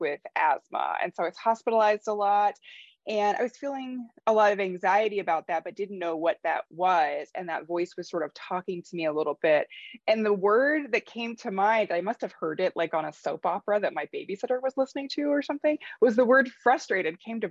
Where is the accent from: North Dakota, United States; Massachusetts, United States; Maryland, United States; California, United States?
North Dakota, United States; moved away; I grew up in North Dakota, and obviously it's very cold there